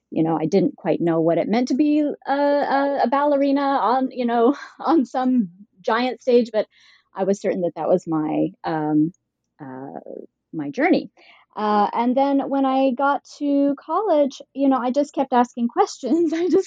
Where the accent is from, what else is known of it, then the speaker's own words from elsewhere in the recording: Utah, United States; also born or lived in Idaho; I grew up in Utah and Idaho, and I grew up within a very conservative faith community.